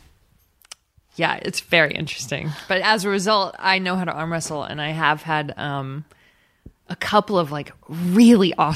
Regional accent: Texas City, Texas, United States; I grew up in Texas City, which is real, even though it sounds fake.

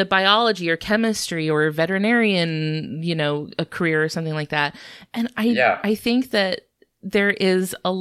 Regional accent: Northern Florida, United States; I'm from this area, kind of born and raised

